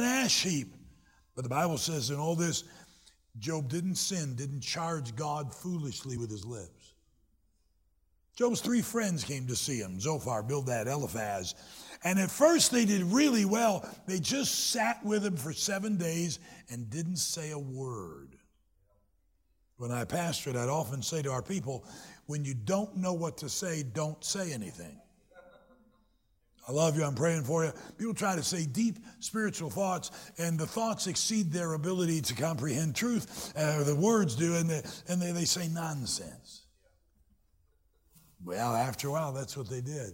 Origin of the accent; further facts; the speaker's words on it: Greenville, South Carolina, United States; moved away as an adult; now in Michigan, United States; I was born in South Carolina, graduated from college and high school in South Carolina